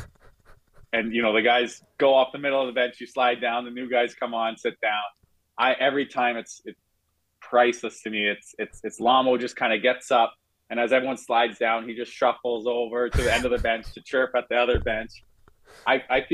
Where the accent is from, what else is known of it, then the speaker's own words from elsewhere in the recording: Vancouver, British Columbia, Canada; moved away as an adult; also born or lived in Buffalo; now in Florida, United States; we're both from North Shore in Vancouver